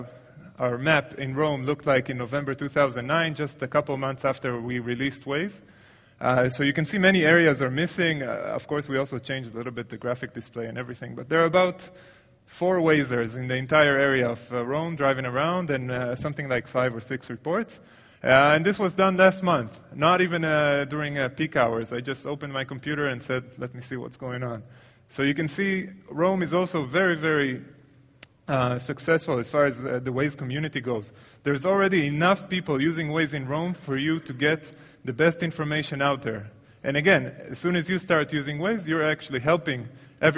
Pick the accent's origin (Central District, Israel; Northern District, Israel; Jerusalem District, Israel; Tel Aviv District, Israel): Tel Aviv District, Israel; Tel Aviv; my hometown, Tel Aviv.